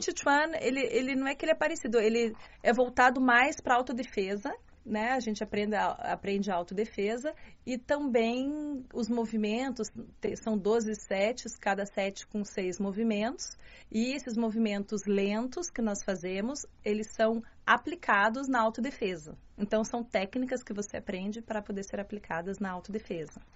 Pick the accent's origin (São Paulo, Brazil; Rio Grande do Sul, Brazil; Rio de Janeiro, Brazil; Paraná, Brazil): Paraná, Brazil; Curitiba; accent: Curitibano; moved away as an adult; also born or lived in Baden-Württemberg, Germany; now in Beijing, China; sou brasileira do sul do Brasil